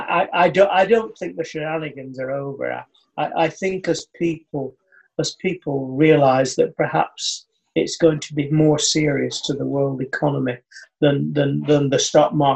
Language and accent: English; United Kingdom; as a Brit